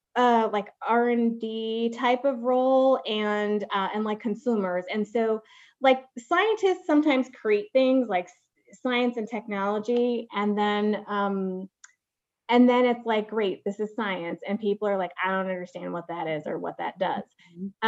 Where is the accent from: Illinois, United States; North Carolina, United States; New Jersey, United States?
Illinois, United States; Waukegan; I'm from the suburbs of Chicago